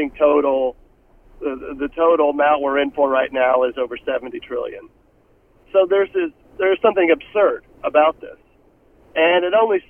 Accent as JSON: {"language": "English", "region": "Tennessee", "country": "United States", "said": "my home state of Tennessee"}